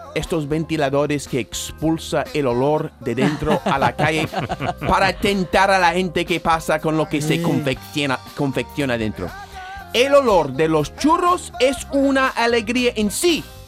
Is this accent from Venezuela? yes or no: no; United States; born or raised there; now in Andalusia, Spain